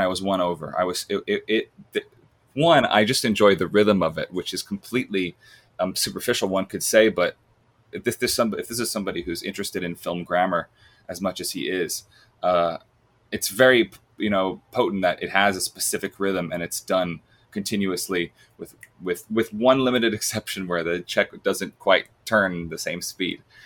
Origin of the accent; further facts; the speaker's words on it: Long Island, New York, United States; I'm from Long Island